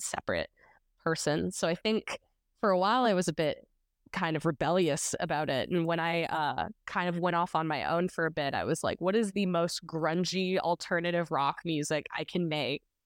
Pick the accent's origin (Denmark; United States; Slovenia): United States; Nashville, Tennessee; I was born in Nashville, unlike a lot of folks. A lot of people have moved here, but I was born here